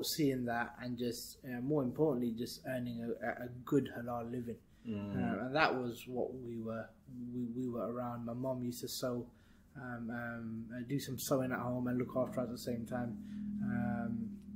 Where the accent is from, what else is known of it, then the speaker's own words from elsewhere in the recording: London, United Kingdom; also born or lived in Burnley; We moved when I was 1 year old. So essentially been in London all my life